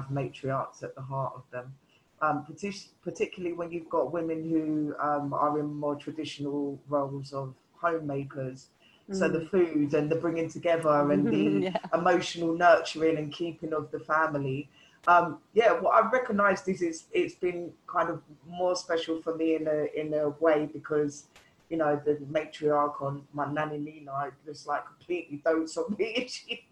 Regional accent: London, United Kingdom; the melting pot growing up in London

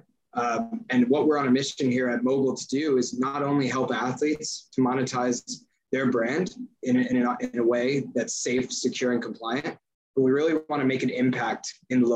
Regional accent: Northern New Jersey, United States; I was raised in Northern New Jersey

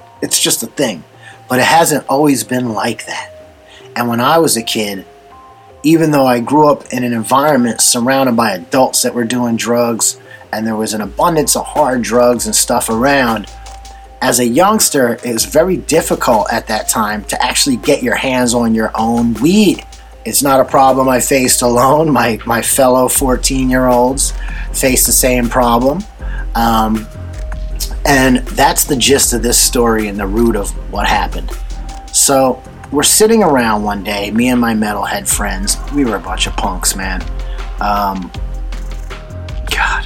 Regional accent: New Jersey, United States; We grew up in New Jersey, but not in an urban area in New Jersey

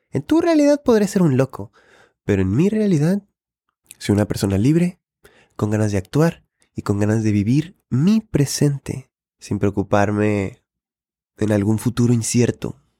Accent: Monterrey, Nuevo León, Mexico; yo como regio

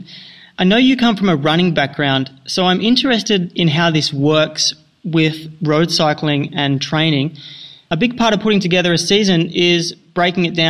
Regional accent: Australia

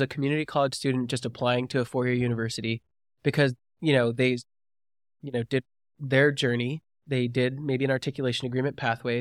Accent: Georgia, United States; also born or lived in California; I was born in California and raised in Georgia

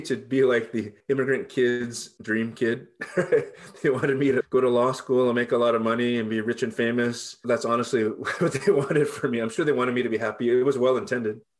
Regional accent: Hacienda Heights, California, United States; I was born at White Memorial Hospital in Boyle Heights, raised in Hacienda Heights

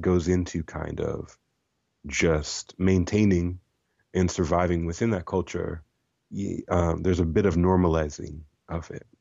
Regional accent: Iowa, United States; moved away; also born or lived in Oregon / Milwaukee; as a child, uh, growing up in Iowa

